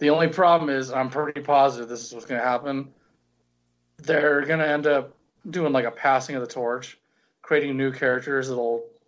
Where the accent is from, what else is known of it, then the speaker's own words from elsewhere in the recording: United States; I was born in America